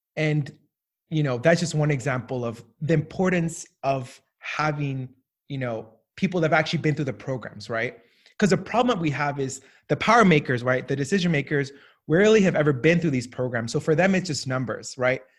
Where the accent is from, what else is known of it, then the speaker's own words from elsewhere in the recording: Southern California, United States; also born or lived in Colombia; now in Washington, D.C., United States; I grew up in, uh, Southern California, w, w, West Coast